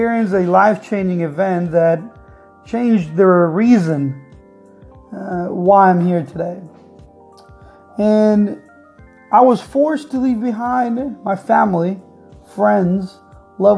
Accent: Caracas, Capital District, Venezuela; moved away as an adult; I am from Venezuela, Caracas, Venezuela

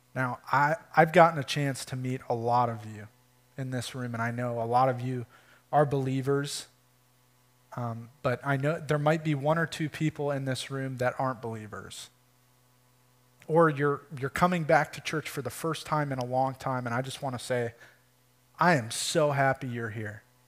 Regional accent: Michigan, United States; moved away as an adult; we're from Michigan

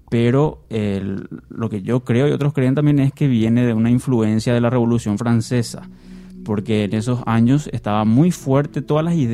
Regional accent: Paraguay; ¿Por qué somos República del Paraguay? Porque no somos el Imperio del Paraguay o la, o la Confederación?

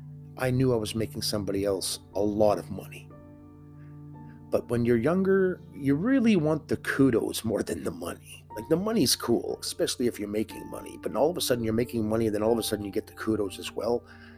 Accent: Winnipeg, Manitoba, Canada; Because I'm from Winnipeg, Manitoba, Canada

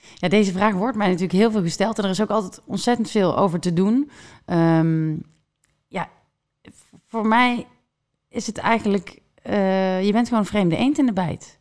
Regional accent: Netherlands

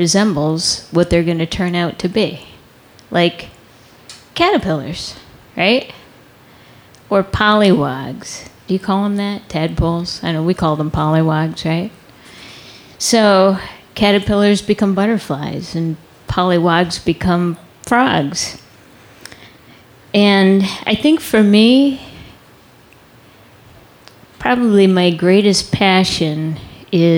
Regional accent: Connecticut, United States; Growing up in Connecticut

